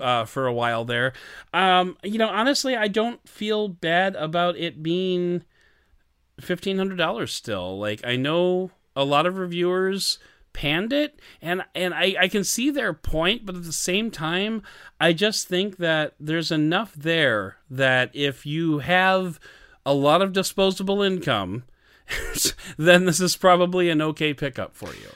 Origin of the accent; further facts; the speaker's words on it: Canada; I'm Canadian, I do Canadian threes